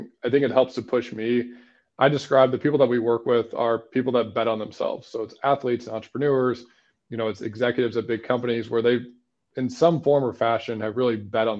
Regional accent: St. Louis, Missouri, United States; I grew up in St. Louis

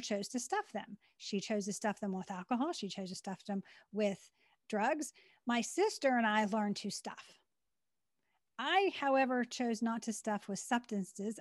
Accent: Western Pennsylvania, United States; born or raised there; also born or lived in Maryland

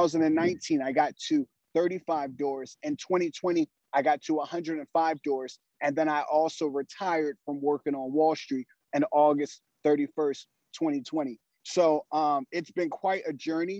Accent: Philadelphia, Pennsylvania, United States; I grew up in Philadelphia with six siblings, single parent household.

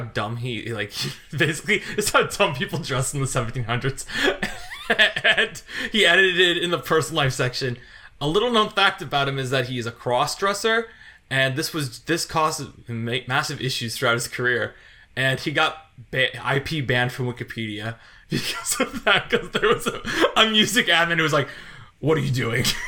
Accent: Chesterton, Indiana, United States; moved away; a reunion in Chesterton, like, uh, of my, my hometown

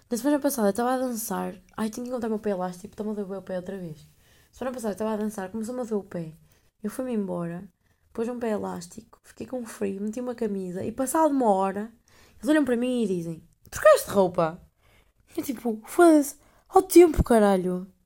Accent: Netherlands; Olha, outra coisa sou holandesa. Eu nem sei se é rapariga holandesa, mas que se foda.

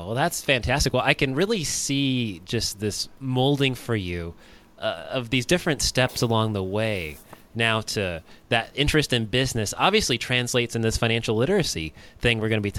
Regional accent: United States; I'm American born and a Caucasian male.

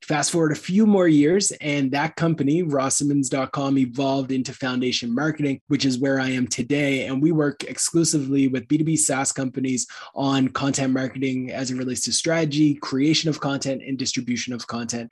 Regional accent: Canada; as a Canadian

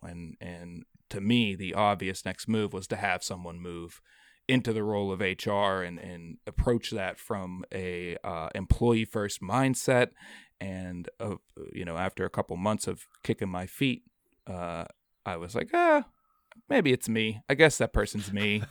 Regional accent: Pittsburgh, Pennsylvania, United States; came on as a part-time guide here in my hometown of Pittsburgh

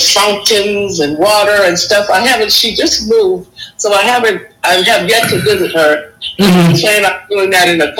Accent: St. Paul, Minnesota, United States; moved away; also born or lived in Connecticut; I grew up in Minnesota

